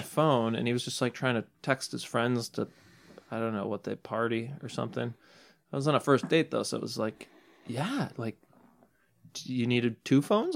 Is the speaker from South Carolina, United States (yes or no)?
no; suburb of Madison, Wisconsin, United States; I'm from a small suburb of Madison